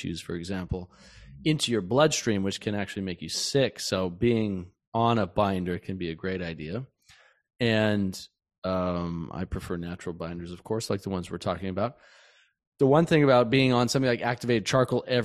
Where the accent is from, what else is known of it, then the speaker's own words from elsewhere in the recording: Montana, United States; I grew up in Montana